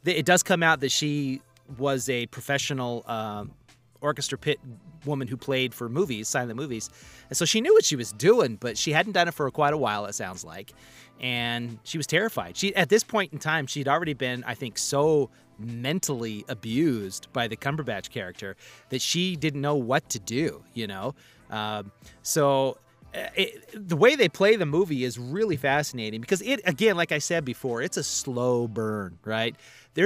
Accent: Eastern Idaho, United States; also born or lived in Montana; I'm from Montana, kind of. If nothing else, I'm from Eastern Idaho. I was born in Montana. I'm from Eastern Idaho.

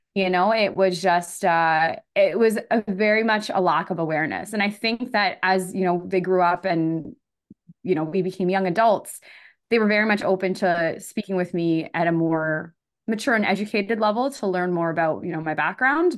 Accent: Elmira, Ontario, Canada; born or raised there; also born or lived in Scarborough, Ontario

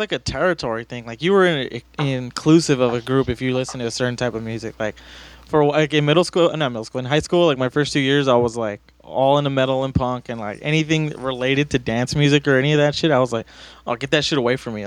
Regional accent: Los Angeles, California, United States; I grew up in East

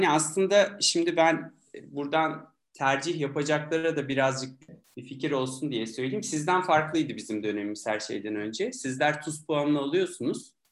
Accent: Milas, Muğla, Turkey; Tabii ki 1975 Milas Muğla doğumluyum. Egeliyim yani. İlkokulu orada okudum. Sonra İzmir'de ortaokul, tekrar Milas'ta lise derken Hacettepe'ye geldim tıp fakültesine.

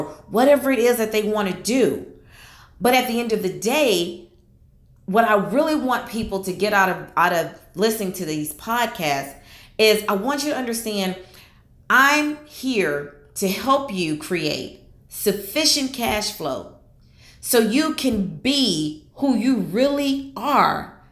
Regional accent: Houston, Texas, United States; I live in Houston, Texas. That's where I'm from. I was born and raised in Houston, Texas

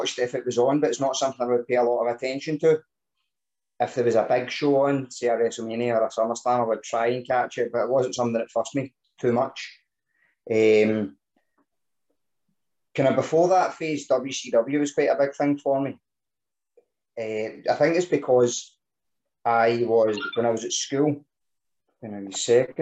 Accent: Scotland, United Kingdom; being Scottish

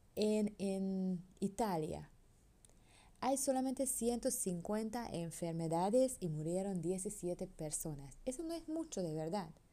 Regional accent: Hungary; Spanish is a second language; now in Panama; soy europeo, soy húngara.

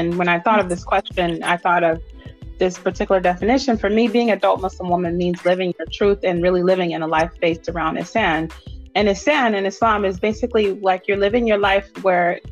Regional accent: Oakland, California, United States; moved away as an adult; now in Atlanta, United States; I'm from Oakland, California, and I live here in Atlanta. I've been here for about 15 years

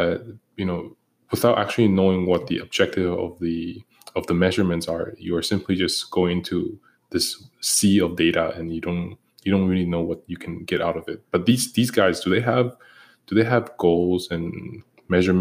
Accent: Toronto, Ontario, Canada; We grew up in Canada, in Toronto specifically

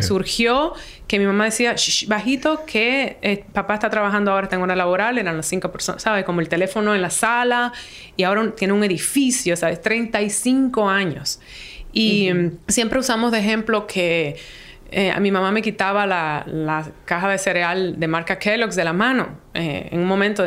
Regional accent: Dominican Republic; moved away; also born or lived in New York; me trajo de vuelta como a trabajar en, Santo Domingo

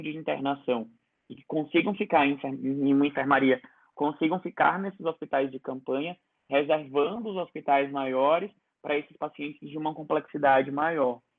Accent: Ceará, Brazil; moved away; eu sou cearense

